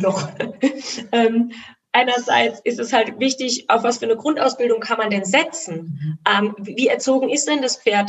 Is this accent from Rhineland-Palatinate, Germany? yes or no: yes; Rhineland-Palatinate, Germany; ich bin Pfälzer, deswegen sage ich immer Gaul